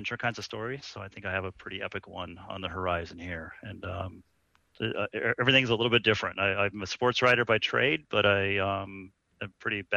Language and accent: English; Colorado, United States; now in San Francisco Bay Area, United States; I grew up in Colorado, where we get these crazy storms